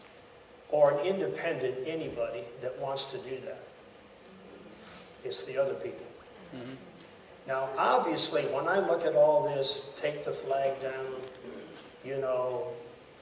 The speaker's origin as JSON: {"language": "English", "country": "United States", "said": "I'm an American to the core of my being"}